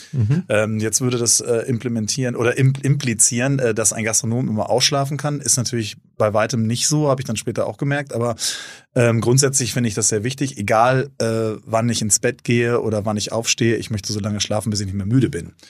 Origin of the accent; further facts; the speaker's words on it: North Rhine-Westphalia, Germany; also born or lived in Cape Town; now in Hamburg, Germany; Ich bin eigentlich Ostwestfale.